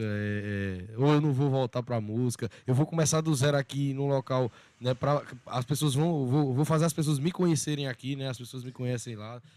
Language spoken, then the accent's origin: Portuguese; Sumé, Paraíba, Brazil; now in Monteiro, Brazil; a minha cidade mesmo é Sumé, né? Sou de Sumé. E lá eu lembro, assim, da minha infância